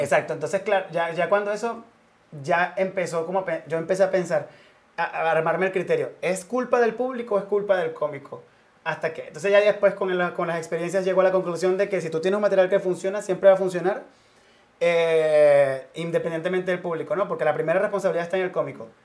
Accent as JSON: {"language": "Spanish", "town": "Cumaná", "region": "Sucre", "country": "Venezuela", "moved": "as an adult", "lives_now": "Madrid, Spain", "said": "en Venezuela, en Cumaná, donde, de donde yo soy"}